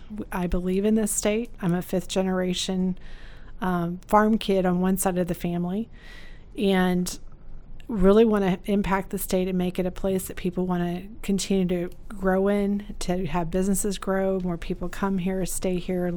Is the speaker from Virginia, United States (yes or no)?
no; Fairbury, Illinois, United States; also born or lived in Canada / Quad Cities; So I actually grew up in Fairbury, Illinois, not too far from here